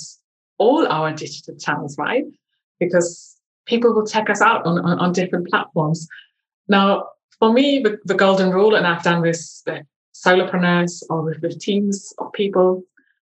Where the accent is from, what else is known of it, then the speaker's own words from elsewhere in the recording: eastern Germany, Germany; now in London, United Kingdom; growing up in Eastern Germany